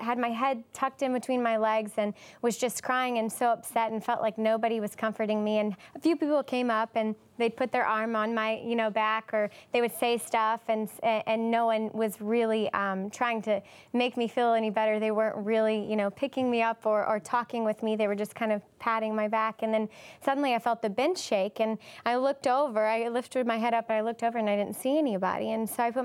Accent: Louisiana, United States; moved away as an adult; now in Haiti; I was born in Louisiana, and when I was 7, my father passed away

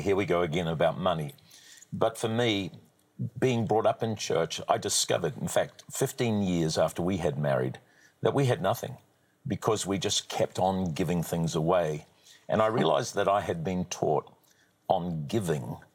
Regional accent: New Zealand; I'm a New Zealander by birth

